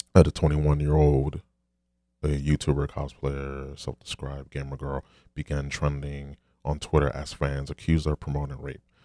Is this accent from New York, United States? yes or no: yes; New York City, New York, United States; I'm a New Yorker